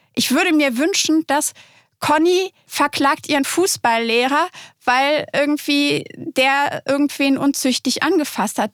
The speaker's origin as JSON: {"language": "German", "town": "Cologne", "region": "North Rhine-Westphalia", "country": "Germany", "said": "in Köln, wo ich herkomme"}